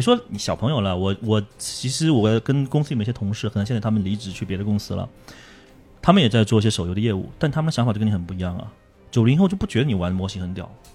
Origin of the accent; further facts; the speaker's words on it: China; 我们中国人做生意会很不克制